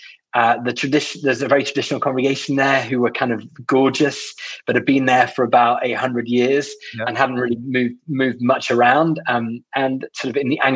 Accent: United Kingdom; as a British person

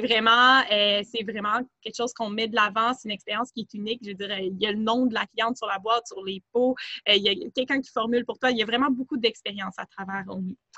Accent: Montreal, Quebec, Canada; je suis plutôt originaire de Montréal

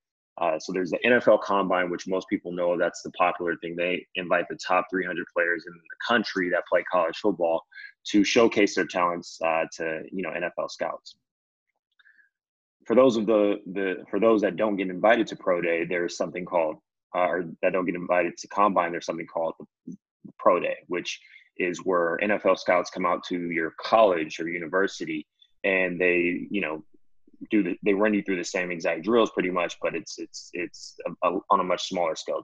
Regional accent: Diamond Bar, California, United States; I'm a native from California. Grew up in Diamond Bar, which is about 45 minutes outside

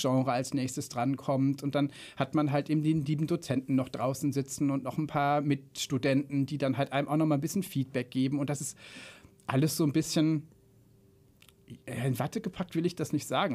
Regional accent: Remscheid, North Rhine-Westphalia, Germany; moved away as an adult; now in Frankfurt, Germany; zugezogener Frankfurter seit na, zwölf Jahren jetzt, glaube ich. Ähm, ursprünglich äh, komme ich aus der wunderschönen Stadt Remscheid

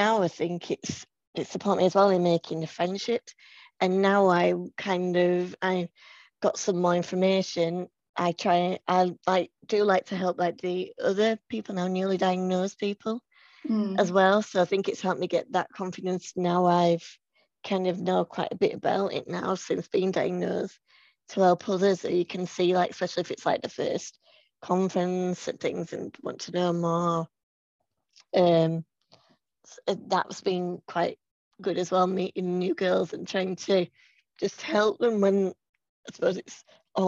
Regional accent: Leeds, Yorkshire and the Humber, United Kingdom; I'm from Leeds

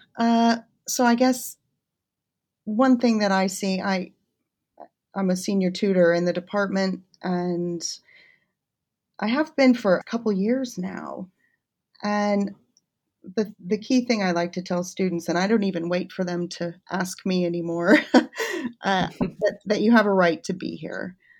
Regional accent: United States; moved away as an adult; also born or lived in Kansas / Washington, D.C. / Connecticut / Birmingham; now in Warwick, United Kingdom; I'm originally from the States

